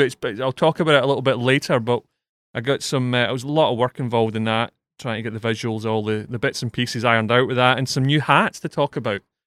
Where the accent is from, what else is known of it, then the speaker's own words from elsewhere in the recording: Scotland, United Kingdom; being Scottish and being a Villa fan